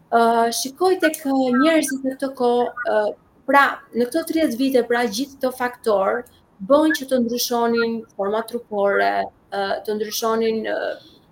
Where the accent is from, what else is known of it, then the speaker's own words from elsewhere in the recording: Albania; I kam thënë jam nga Shqipëria, kam marrë nga Shqipëria